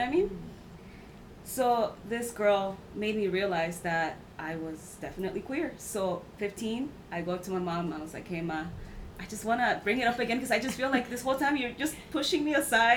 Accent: Mexico; now in United States; I was raised in Mexico for a few years

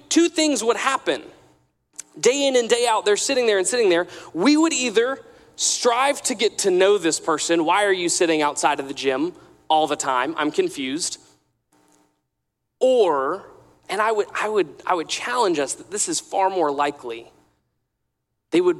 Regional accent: Atlanta, Georgia, United States; I grew up in Atlanta

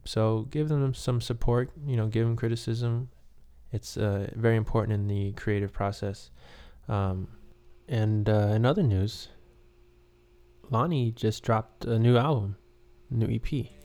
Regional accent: New York City, New York, United States; I'm from Queens.

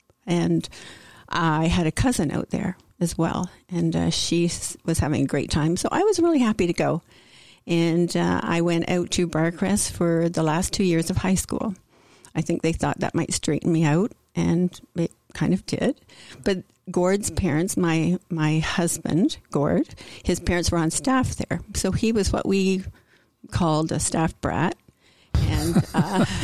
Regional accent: Peterborough, Ontario, Canada; first language English; I grew up in Peterborough, yeah. Ontario, and all huge family. And we all lived here in Peterborough.

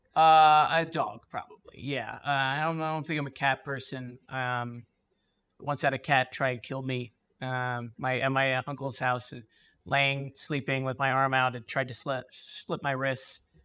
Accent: East Brunswick, New Jersey, United States; I grew up in East Brunswick, New Jersey

